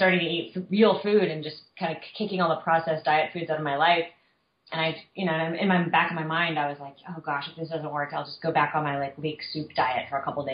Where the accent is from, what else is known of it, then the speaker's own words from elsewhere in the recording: Southern California, United States; I was a kid, and I was growing up in Southern California.